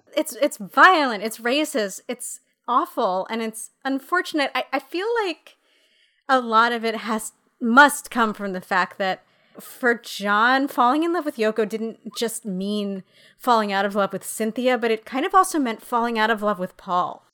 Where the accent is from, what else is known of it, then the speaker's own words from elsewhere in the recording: New York City, New York, United States; as a New Yorker